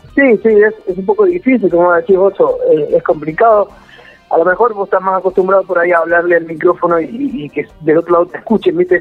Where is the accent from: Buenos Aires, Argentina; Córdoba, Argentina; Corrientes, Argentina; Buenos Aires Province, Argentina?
Córdoba, Argentina; Río Segundo; salí de laburar de acá de Río Segundo, Córdoba, que es muy chiquitito